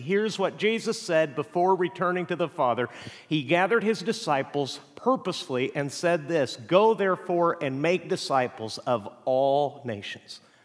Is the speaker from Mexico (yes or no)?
yes; Mexico; now in United States; I grew up in Mexico